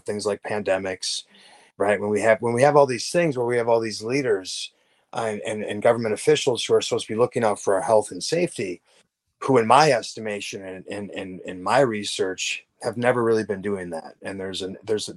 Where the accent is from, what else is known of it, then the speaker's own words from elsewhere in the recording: Wisconsin, United States; I grew up in Wisconsin